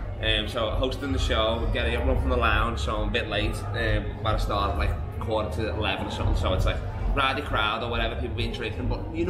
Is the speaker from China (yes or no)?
no; England, United Kingdom; now in Perth, Australia; I'm from England.